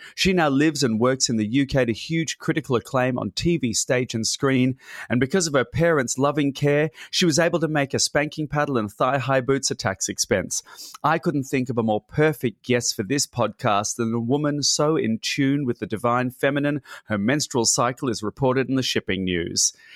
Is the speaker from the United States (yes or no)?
no; Australia; moved away; I was raised in Australia, uh, and now I live out of six suitcases